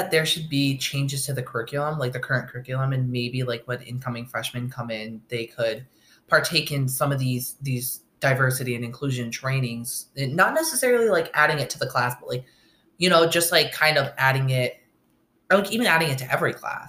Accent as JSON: {"language": "English", "region": "upstate New York", "country": "United States", "tie": "born or raised there", "lives_now": "Oswego, United States", "said": "I grew up in upstate New York in a really small town on the Canadian border, stuffed between the Mohawk Reservation and the border."}